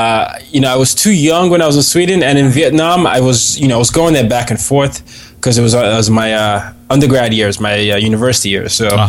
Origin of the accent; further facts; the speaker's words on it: Nigeria; Oh, no, I'm full Nigerian.